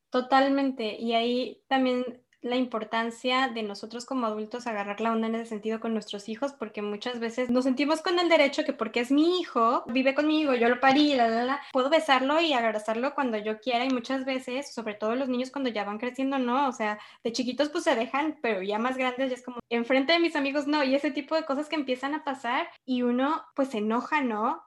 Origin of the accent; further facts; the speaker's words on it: Mexico; nosotros como mexicanos